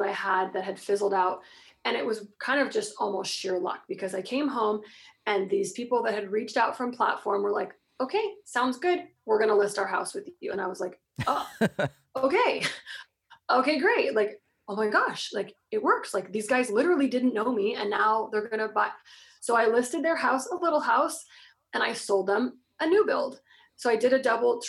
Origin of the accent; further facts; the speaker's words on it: Florida, United States; I'm from Florida. So, of course, I was like wearing like some, you know, big old hoodie because we don't have like jackets and stuff